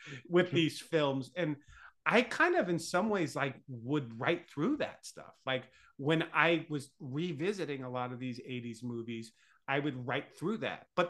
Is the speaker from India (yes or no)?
no; Long Island, New York, United States; I grew up in Long Island